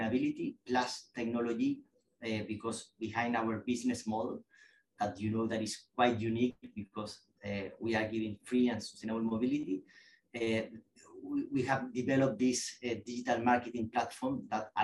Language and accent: English; Chile; moved away as an adult; now in London, United Kingdom; In Chile. I'm from Chile